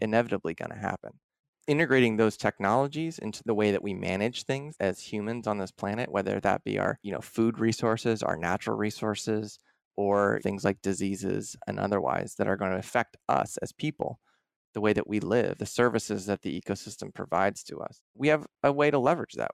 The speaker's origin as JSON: {"language": "English", "area": "outside of Philadelphia", "region": "Pennsylvania", "country": "United States", "tie": "born or raised there", "also_born_or_lived": "Vermont / Washington", "moved": "as an adult", "said": "I grew up outside of Philadelphia, pretty urban en-, environment"}